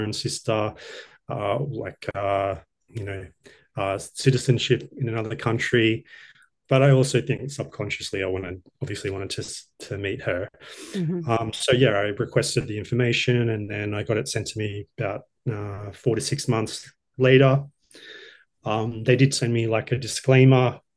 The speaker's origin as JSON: {"language": "English", "town": "Brisbane", "region": "Queensland", "country": "Australia", "tie": "born or raised there", "also_born_or_lived": "Sydney", "said": "I'm from Brisbane originally, grown up here most of my life, and I lived in Sydney for a few years."}